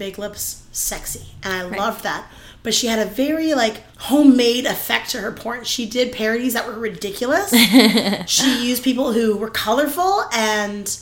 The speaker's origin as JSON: {"language": "English", "country": "Canada", "said": "we're Canadian"}